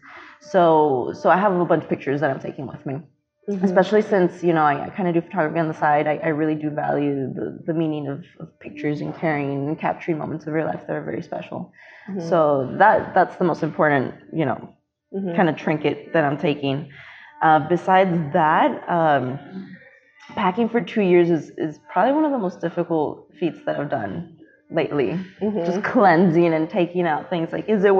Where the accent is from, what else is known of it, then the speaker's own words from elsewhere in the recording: Miami, Florida, United States; moved away as an adult; also born or lived in Chicago, Illinois / Tampa, Florida; now in Chattanooga, United States; I am from Miami. I was born in Chicago, but then moved down to Miami at the age of 10